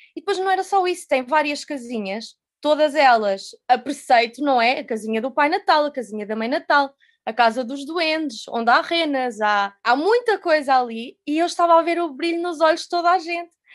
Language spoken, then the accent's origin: Portuguese; Covilhã, Centro, Portugal; moved away as an adult; now in Lisbon, Portugal; sou natural da Covilhã